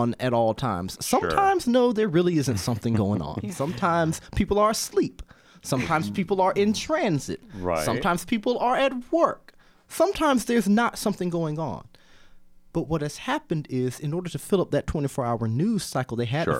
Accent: Georgia, United States; moved away; also born or lived in Bloomington, Indiana; I'm a Georgia boy

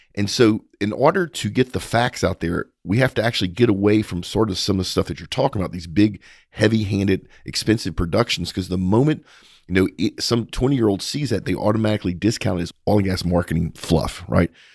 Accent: Texas, United States; as a Texan

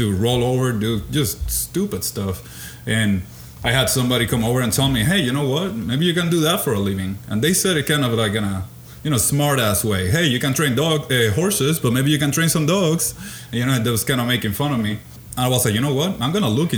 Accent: Puerto Rico; moved away; So I was born and raised in Puerto Rico.

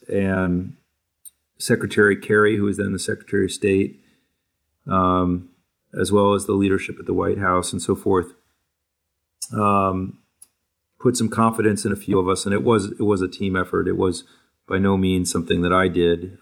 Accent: New Hampshire, United States; moved away; also born or lived in Newport, Rhode Island; I grew up in New Hampshire, and, and before that, a, a, a short time in Newport, Rhode Island

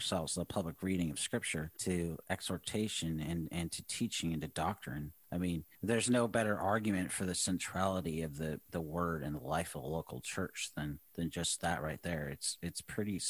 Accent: Seattle, Washington, United States; moved away; also born or lived in Boise, Idaho / Southern California; I grew up in Seattle.

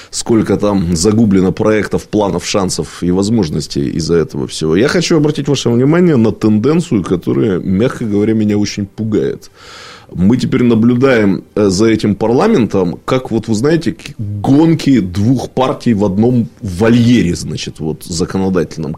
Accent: Irkutsk, Irkutsk Oblast, Russia; как иркутянин

